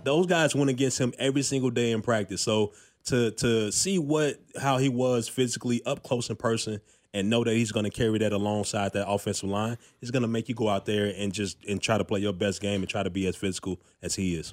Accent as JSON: {"language": "English", "town": "Chicago", "region": "Illinois", "country": "United States", "tie": "born or raised there", "also_born_or_lived": "Fargo, North Dakota / New Jersey / Colorado / Houston", "moved": "as an adult", "lives_now": "Kansas City, United States", "said": "I grew up in Chicago"}